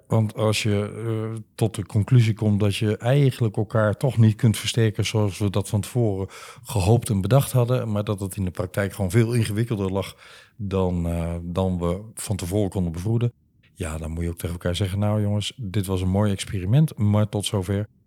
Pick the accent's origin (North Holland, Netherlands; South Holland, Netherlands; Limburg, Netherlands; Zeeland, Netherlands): Limburg, Netherlands; now in Amsterdam, Netherlands; ik ben een Limburger ah. van geboorte